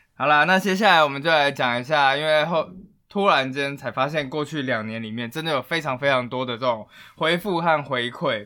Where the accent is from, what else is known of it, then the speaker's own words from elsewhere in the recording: Taiwan; 我们台湾人是非常非常乐于接受外来文化的